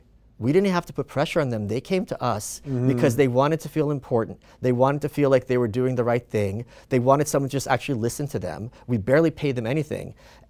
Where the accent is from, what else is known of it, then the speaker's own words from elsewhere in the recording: Ukraine; born there; I was born in the Soviet Union